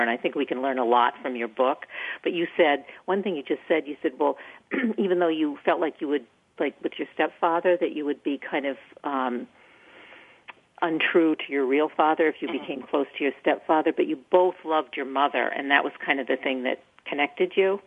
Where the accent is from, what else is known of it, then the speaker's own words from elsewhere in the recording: Maine, United States; moved away; I'm from Maine originally